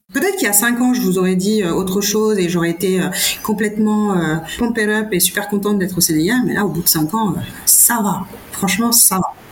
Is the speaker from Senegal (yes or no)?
yes; Senegal; j'ai milité pour garder ma nationalité sénégalaise en disant je suis sénégalaise